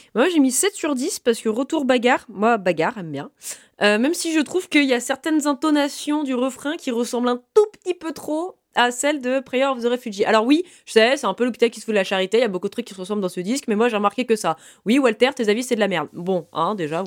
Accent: Brittany, France; je suis bretonne

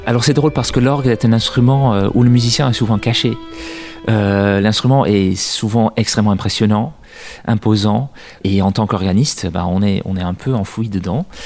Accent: Netherlands; now in France; dans mon pays d'origine, aux Pays-Bas

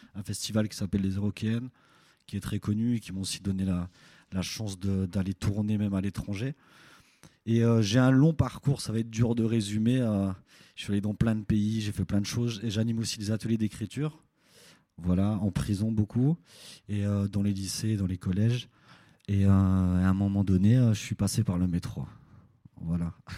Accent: Belfort, Bourgogne-Franche-Comté, France; je viens de Belfort de l'Est de la France

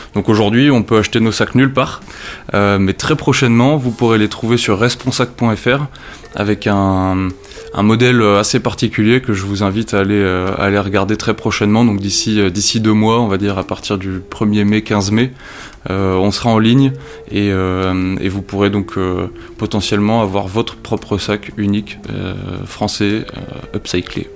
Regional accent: Nord, Hauts-de-France, France; moved away; also born or lived in Loir-et-Cher; Le Nord, pour moi, ça représente beaucoup. C'est ma région natale.

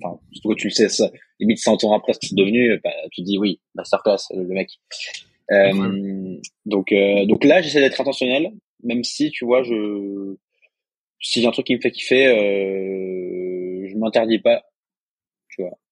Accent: Alsace, Grand Est, France; moi, je suis alsacien

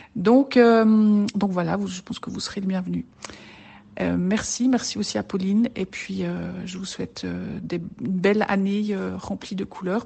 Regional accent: French-speaking Switzerland, Romandy, Switzerland; viens de Suisse, Suisse romande, j'habite près de Lausanne.

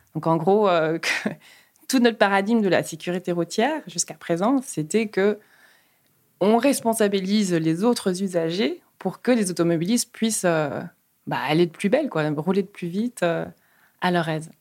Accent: Luxembourg; now in Brussels, Belgium; je suis luxembourgeoise d'origine péruvienne euh, j'habite Bruxelles depuis 12 ans

